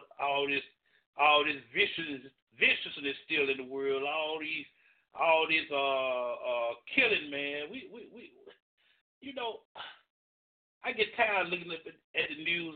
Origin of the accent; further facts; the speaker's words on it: Kingston, Alabama, United States; I grew up in Kingston, Alabama.